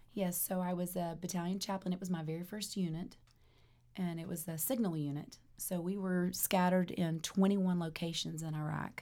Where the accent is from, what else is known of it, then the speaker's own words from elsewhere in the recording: Germany; moved away; I grew up in Germany as a, a pastor's daughter